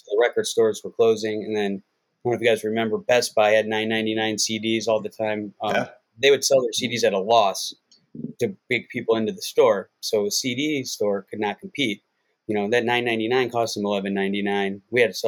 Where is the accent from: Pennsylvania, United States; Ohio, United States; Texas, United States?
Ohio, United States; Cleveland; now in Las Vegas, United States; Basically, I moved from Cleveland when I was 18 years old. I was starting to get in a lot of trouble back then. And, I grew up in Cleveland, and I moved here and went to UNLV.